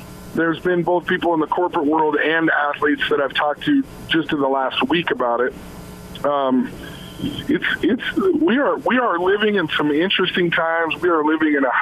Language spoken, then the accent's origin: English; Salt Lake City, Utah, United States; I was from Salt Lake